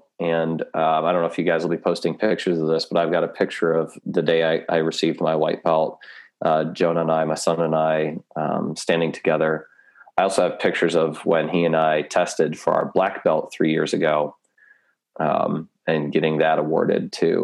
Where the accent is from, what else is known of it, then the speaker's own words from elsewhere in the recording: Chicago, Illinois, United States; moved away; back where I grew up in the Chicagoland area